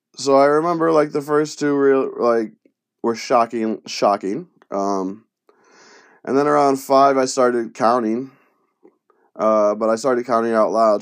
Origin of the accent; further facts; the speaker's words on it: Penfield, New York, United States; first language Spanish; English is a second language; also born or lived in Brooklyn, New York / Bronx, New York; I moved from the Bronx up to Roches, or Penfield, New York